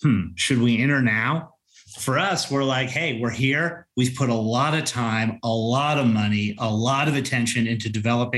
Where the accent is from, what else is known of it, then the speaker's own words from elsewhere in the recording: Colorado, United States; I'm from Colorado